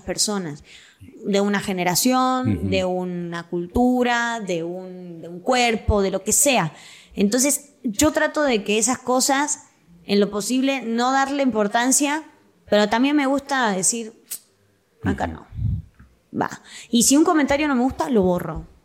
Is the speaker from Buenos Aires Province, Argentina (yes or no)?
yes; Quilmes, Buenos Aires Province, Argentina; accent: rioplatense; moved away as an adult; now in Guadalajara, Mexico; Quilmes es mi ciudad natal.